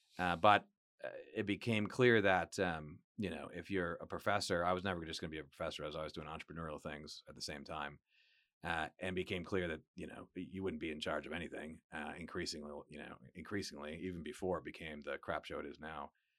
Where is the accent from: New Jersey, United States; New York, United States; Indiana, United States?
New York, United States; Johnson City; born there; also born or lived in Buffalo / Harrisburg, Pennsylvania / Northern Virginia / Michigan; now in Texas, United States; I was born in Western New York, Johnson City, Binghamton.